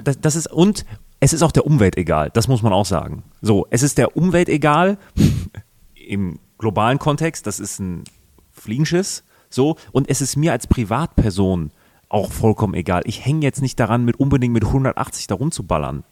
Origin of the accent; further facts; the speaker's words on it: Münster, North Rhine-Westphalia, Germany; moved away; meiner Heimatstadt Münster